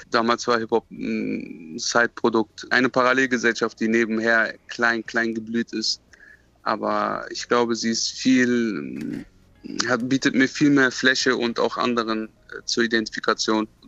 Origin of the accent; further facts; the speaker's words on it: Marburg, Hesse, Germany; Es hat bestimmt auch etwas mit meiner Kindheit in Marburg zu tun